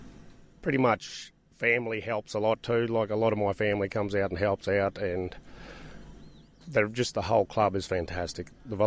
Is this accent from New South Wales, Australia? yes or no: no; Tambo, Queensland, Australia; I'm fourth generation in Tambo.